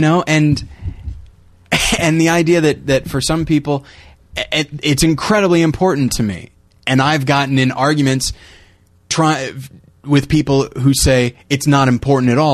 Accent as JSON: {"language": "English", "country": "United States", "said": "I'm an American"}